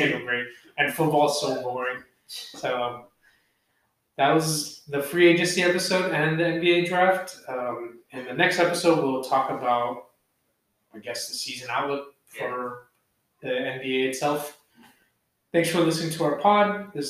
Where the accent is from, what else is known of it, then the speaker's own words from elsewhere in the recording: Philippines; As Filipino people, we can't.